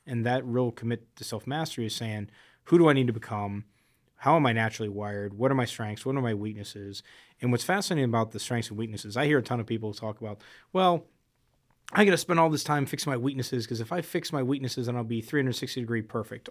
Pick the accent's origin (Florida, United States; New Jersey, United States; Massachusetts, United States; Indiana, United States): Florida, United States; South; I grew up in South Florida